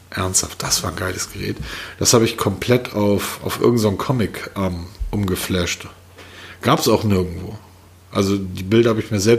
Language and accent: German; Southern Germany, Germany; Und als Süddeutscher fühlt man sich da eh wohl.